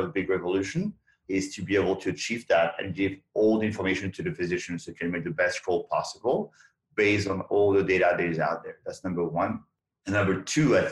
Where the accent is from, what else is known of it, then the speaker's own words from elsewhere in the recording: France; moved away as an adult; now in United States; I came from France